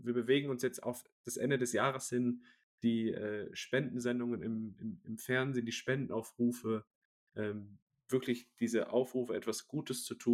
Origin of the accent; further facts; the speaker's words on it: Essen, North Rhine-Westphalia, Germany; ich komme aus der Region Essen